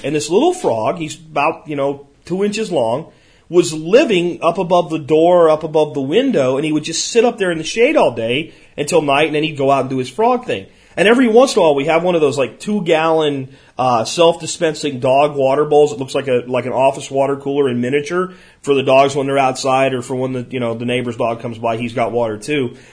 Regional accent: Jacksonville, Florida, United States; moved away; When I was a kid growing up in Jacksonville, Florida

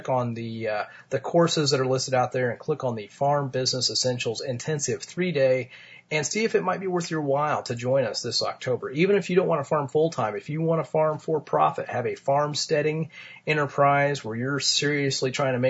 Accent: Martinsville, Indiana, United States; my hometown of Martinsville

